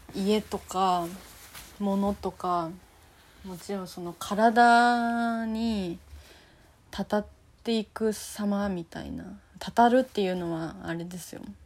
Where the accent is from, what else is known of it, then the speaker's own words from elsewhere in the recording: Fukuoka, Japan; now in Tokyo, Japan; 私はま福岡出身なのでね